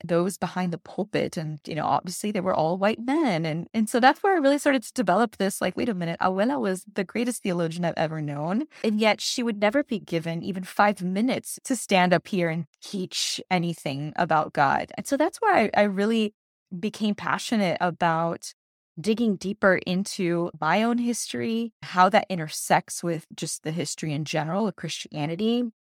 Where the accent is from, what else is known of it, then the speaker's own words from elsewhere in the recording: Miami, Florida, United States; moved away; I was born and raised in Miami, Florida